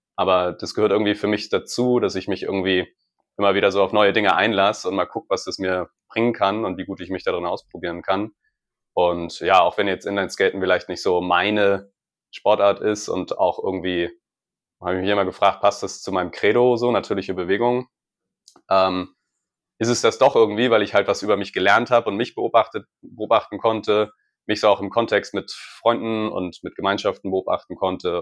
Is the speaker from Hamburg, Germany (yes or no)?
yes; Hamburg, Germany; moved away; ich bin bei der Familie in der Heimat in Hamburg und in, quasi in meinem Heimathaus, wo ich aufgewachsen bin